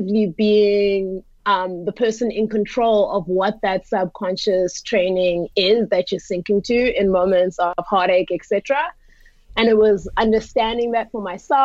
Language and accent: English; South Africa; I'm from South Africa.